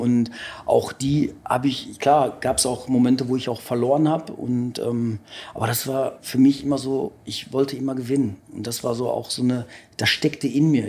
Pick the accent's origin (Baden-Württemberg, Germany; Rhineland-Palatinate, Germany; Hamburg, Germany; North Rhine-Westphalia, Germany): North Rhine-Westphalia, Germany; Ruhr area; bei uns im Ruhrgebiet